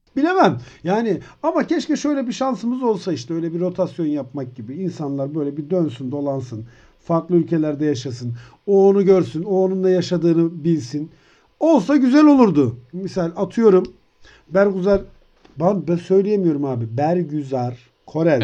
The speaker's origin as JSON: {"language": "Turkish", "country": "Turkey", "tie": "born or raised there", "said": "Türkiye'de doğdum"}